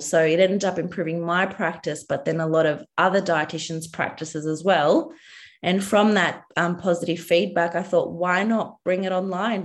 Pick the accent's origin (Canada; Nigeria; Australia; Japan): Australia; I'm a dietitian from Australia